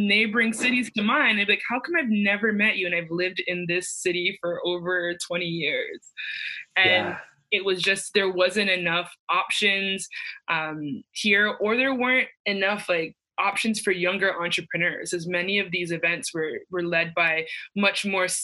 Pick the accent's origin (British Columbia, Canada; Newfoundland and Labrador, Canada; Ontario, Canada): Ontario, Canada; Mississauga; I'm from Mississauga, Ontario